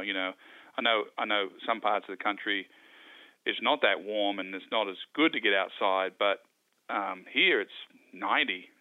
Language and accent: English; Wagga Wagga, New South Wales, Australia; When I grew up, when I was a boy, growing up in Wagga, uh, Wagga Wagga